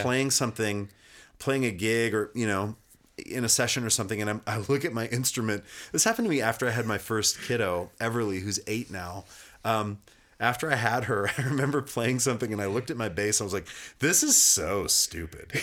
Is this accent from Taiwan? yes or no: no; Kalispell, Montana, United States; moved away; I grew up in Kalispell, which is like the northwest corner, about forty-five minutes away from Glacier Park.